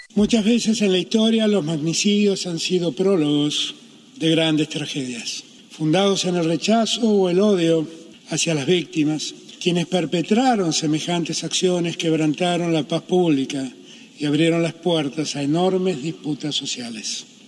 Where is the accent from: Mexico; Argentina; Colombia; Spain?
Argentina; nos perdimos como argentinos